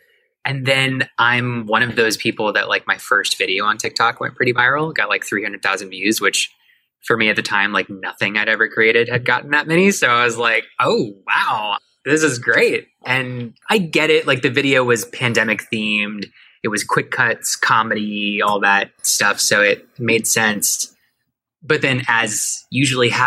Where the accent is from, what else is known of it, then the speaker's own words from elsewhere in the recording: Miami, Florida, United States; moved away as an adult; now in Atlanta, United States; I grew up in Miami, which is where I started everything